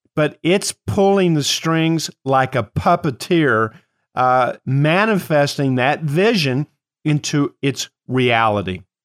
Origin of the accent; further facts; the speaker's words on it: Kentucky, United States; I am from Kentucky